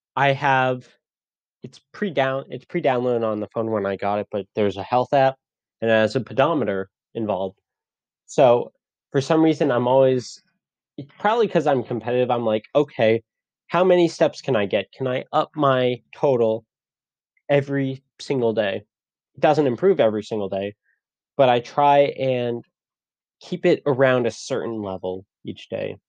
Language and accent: English; Connecticut, United States; moved away; I'm I'm from Connecticut. I did theater in high school